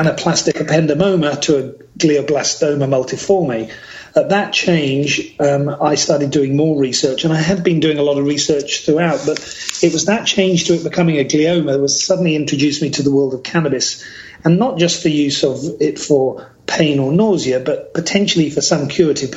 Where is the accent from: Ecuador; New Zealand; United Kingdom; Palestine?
United Kingdom; now in British Columbia, Canada; born and raised in the United Kingdom